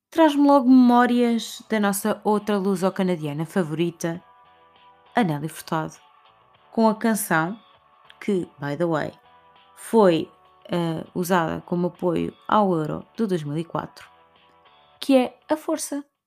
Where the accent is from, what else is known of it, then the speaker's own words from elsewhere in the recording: Portugal; como portugueses que somos, temos muito orgulho das suas raízes